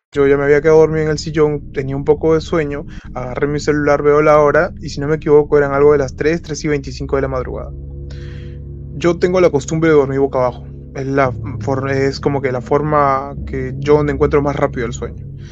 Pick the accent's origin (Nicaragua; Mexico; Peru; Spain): Peru; Lima; soy de Lima, Perú.